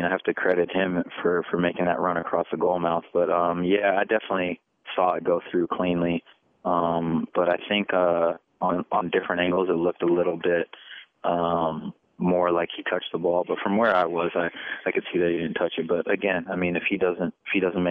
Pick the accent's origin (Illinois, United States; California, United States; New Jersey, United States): California, United States; moved away as an adult; now in Kansas City, United States; back in California, Amobi and I are from the same area